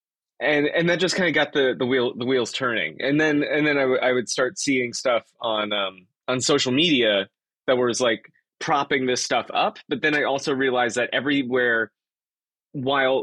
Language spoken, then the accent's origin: English; South Florida, United States; now in Troy, United States; I grew up in South Florida. And then moved to upstate New York, where I currently live is in Troy.